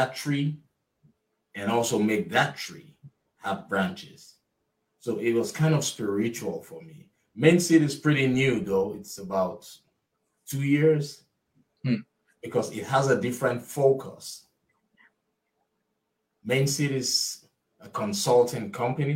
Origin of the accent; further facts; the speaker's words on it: Nigeria; moved away as an adult; now in United States; I'm originally from Nigeria. I was raised, I attended high school, college in Nigeria